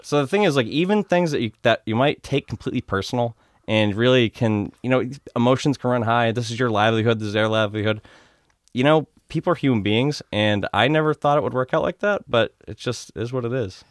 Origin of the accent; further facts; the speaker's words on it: Norwood, Massachusetts, United States; also born or lived in Walpole, Massachusetts; Grew up, uh, Norwood slash Walpole, Mass.